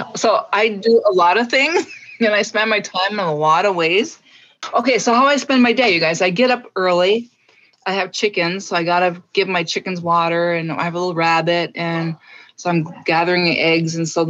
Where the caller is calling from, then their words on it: Deer River, Minnesota, United States; I am joining you from Deer River, Minnesota, on Leech Lake.